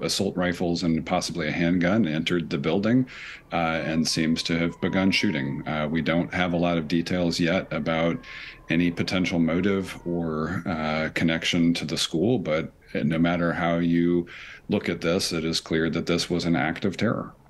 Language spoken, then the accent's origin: English; United States; also born or lived in Nashville, Tennessee; for me as an American